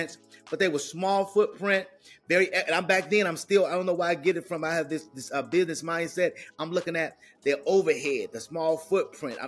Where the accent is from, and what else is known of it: Chicago, Illinois, United States; born or raised there; moved away as an adult; also born or lived in Carbondale, Illinois